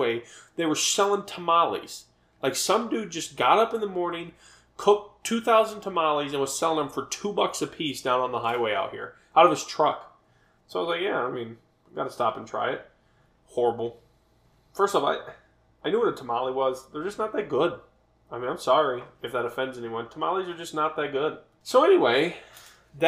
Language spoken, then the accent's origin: English; Cleveland, Ohio, United States; moved away as an adult; now in New Mexico, United States; I was born in the Cleveland, Ohio area, born and raised, and I have always wanted to move out of Ohio